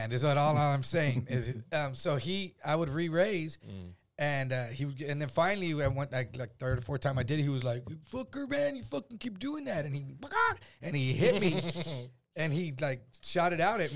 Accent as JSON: {"language": "English", "town": "San Antonio", "region": "Texas", "country": "United States", "said": "I'm from Texas, bro. I'm from San Antonio."}